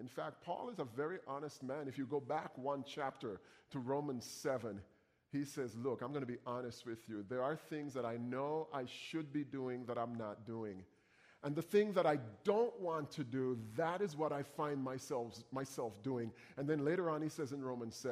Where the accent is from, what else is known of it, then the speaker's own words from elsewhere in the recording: Jamaica; moved away; I come from Jamaica